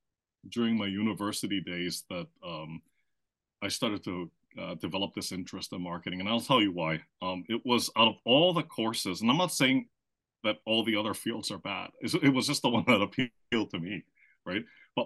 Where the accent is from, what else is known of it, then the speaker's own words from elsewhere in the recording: Philippines; first language German; English is a second language; also born or lived in Austria; I was born in Austria, and I grew up in the Philippines, which is in Southeast Asia. But I grew up there speaking German at home.